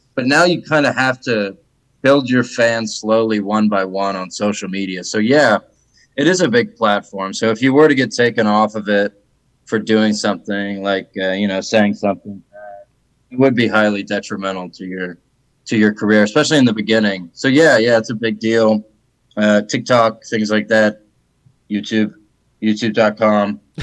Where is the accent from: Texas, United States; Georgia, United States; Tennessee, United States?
Georgia, United States; Atlanta; moved away as an adult; also born or lived in Idaho; now in Austin, United States; I'm from Atlanta, Georgia